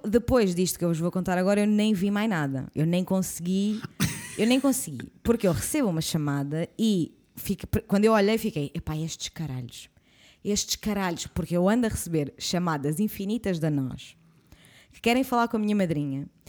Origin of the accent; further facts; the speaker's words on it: Oeiras, Lisbon, Portugal; eu sou nascida e criada em Oeiras